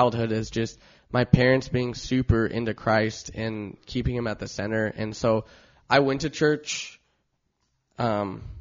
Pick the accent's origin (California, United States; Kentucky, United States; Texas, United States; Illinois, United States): California, United States; Long Beach; I grew up in Long Beach, was born in Long Beach.